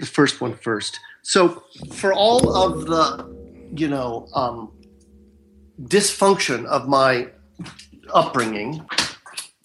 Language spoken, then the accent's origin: English; Marin County, Northern California, United States; now in Southern California, United States; I live in Southern California, and I was raised in Northern California in Marin County.